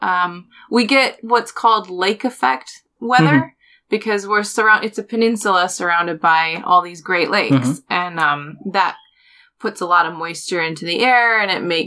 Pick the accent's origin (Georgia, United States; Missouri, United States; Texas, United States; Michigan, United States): Michigan, United States; moved away as an adult; now in Warrington, United Kingdom; I'm from Michigan.